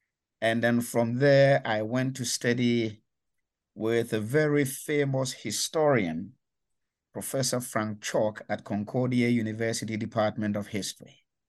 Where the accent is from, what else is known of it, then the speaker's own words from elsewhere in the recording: Ghana; I come from Ghana. In West Africa, and that was where I was born, raised, and educated from elementary school in the 1960s through to university in the 1980s.